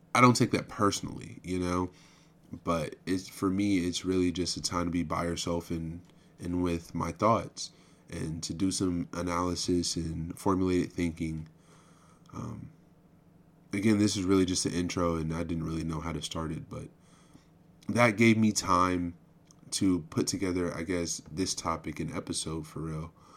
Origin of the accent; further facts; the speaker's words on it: United States; I'm an American